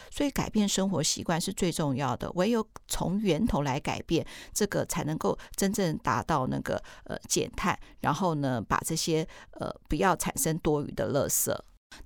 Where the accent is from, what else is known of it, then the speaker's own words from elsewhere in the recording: Taiwan; 我们台湾人